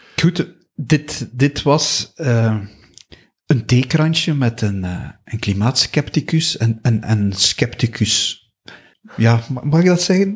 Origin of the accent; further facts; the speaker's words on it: Flanders, Belgium; wij als Vlamingen, als Belgen